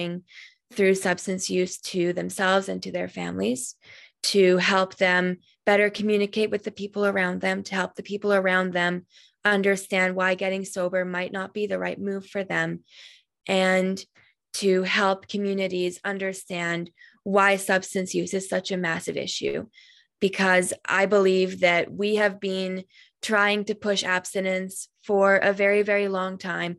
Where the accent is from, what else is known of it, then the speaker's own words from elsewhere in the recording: Alberta, Canada; My mom moved here in 1999, and I was born here, but my heritage is from Hungary